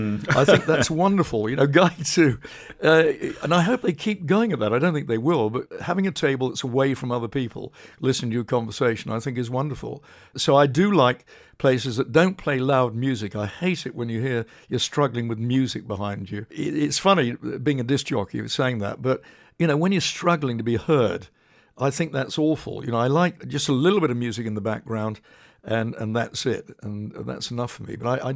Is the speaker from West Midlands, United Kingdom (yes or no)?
no; Poole, South West England, United Kingdom; But I was brought up in Poole in Dorset, very close to Sandbanks, and I just always loved the sea.